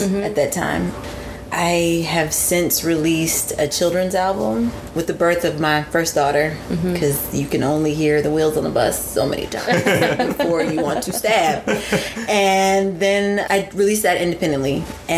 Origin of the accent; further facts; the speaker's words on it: Eureka, Missouri, United States; moved away; also born or lived in Chesterfield, Missouri; I grew up in Eureka, Missouri, which is right outside of St. Louis